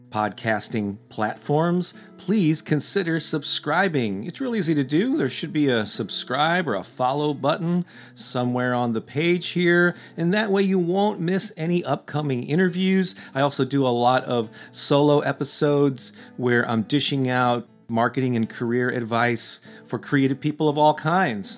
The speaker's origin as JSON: {"language": "English", "town": "St. Louis", "region": "Missouri", "country": "United States", "tie": "born or raised there"}